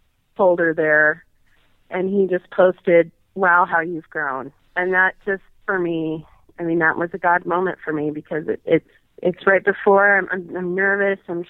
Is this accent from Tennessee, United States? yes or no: no; Billings, Montana, United States; now in Bozeman, United States; I'm originally from Billings, Montana, although I've lived in Bozeman for 20 years and the Big Sky area